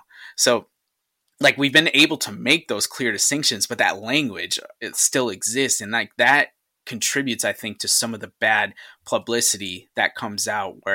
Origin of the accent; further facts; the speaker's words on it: Syracuse, New York, United States; my hometown in Syracuse